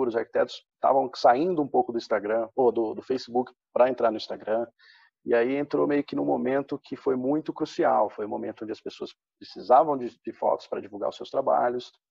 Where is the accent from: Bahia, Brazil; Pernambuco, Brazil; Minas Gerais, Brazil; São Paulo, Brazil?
São Paulo, Brazil; Presidente Prudente; also born or lived in Londrina; Sou natural do interior de São Paulo, presidente prudente. Só que meu pai, ao decorrer da vida, mudou muitas vezes de cidade a respeito do seu trabalho e a gente acompanhou.